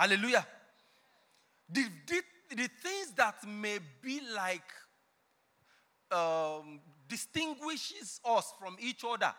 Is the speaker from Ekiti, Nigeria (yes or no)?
yes; Ekiti, Nigeria; Before you start getting upset with me, I'm from Ekiti. But I didn't collect 10,000.